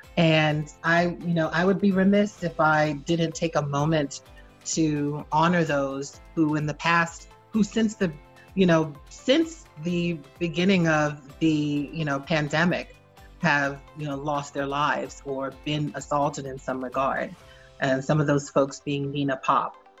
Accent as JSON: {"language": "English", "town": "Boston", "region": "Massachusetts", "country": "United States", "tie": "born or raised there", "also_born_or_lived": "Annapolis, Maryland", "moved": "yes", "said": "I was raised in the foster care system. I hail from Boston, Massachusetts originally"}